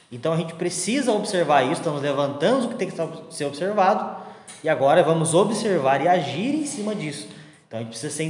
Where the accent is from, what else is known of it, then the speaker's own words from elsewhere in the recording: Argentina; Portuguese is a second language; Mas quando eu volto para a Argentina, eu não volto em brasileirado. Eu ainda sou argentino, eu tenho os meus costumes argentinos, porque é a minha cultura.